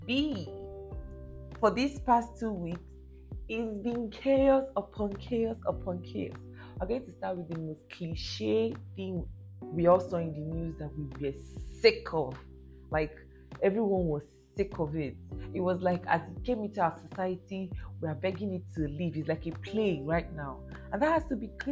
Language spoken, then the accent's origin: English; Lagos, Nigeria; moved away; that's my base, that's my home, born and brought up in Lagos.